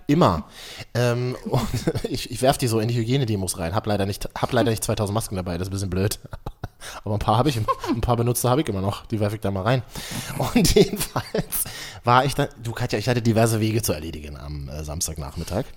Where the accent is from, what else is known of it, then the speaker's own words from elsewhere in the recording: Berlin, Germany; mir als Berliner, ja. wir Berliner glauben ja, wir haben alles erfunden